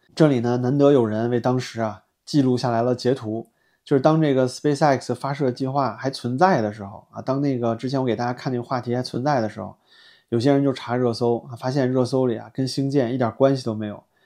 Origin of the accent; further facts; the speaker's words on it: China; 我作为一个中国大陆的中国人